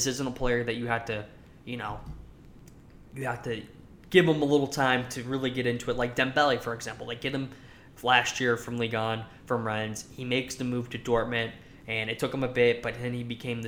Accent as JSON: {"language": "English", "country": "United States", "said": "as being an American living in the United States"}